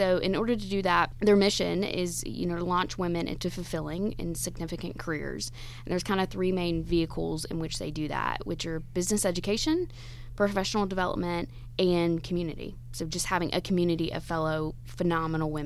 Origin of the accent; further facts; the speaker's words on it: Georgia, United States; moved away as an adult; my home state is Georgia, so I wanted to come back to my home state